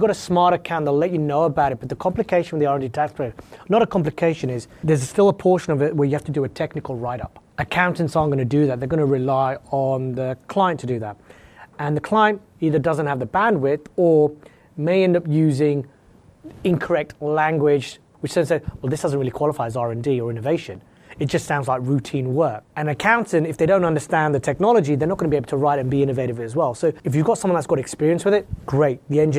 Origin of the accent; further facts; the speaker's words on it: West Coast, United States; So like, I'm from the West Coast, I'm 20 minutes from the border where I live.